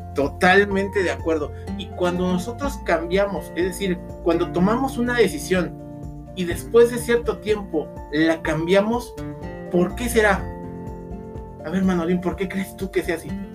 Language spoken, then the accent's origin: Spanish; Mexico; nosotros, como mexicanos